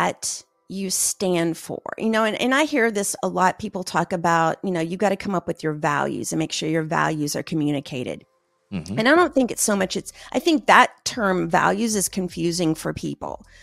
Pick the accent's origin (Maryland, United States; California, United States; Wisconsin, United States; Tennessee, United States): Tennessee, United States; moved away; also born or lived in Houston, Texas; I'm from Tennessee